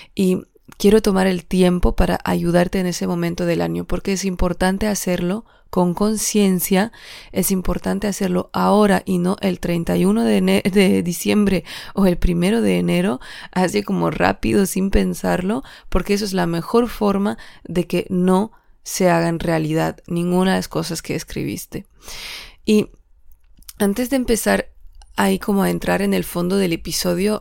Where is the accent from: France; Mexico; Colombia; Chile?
France; Alsace, Grand Est; moved away; regrese a mi tierra, que es Alsacia, y Alsacia está en la frontera con Alemania